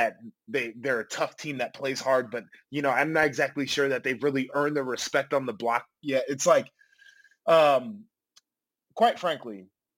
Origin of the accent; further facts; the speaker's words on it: Nashville, Tennessee, United States; I was born in Nashville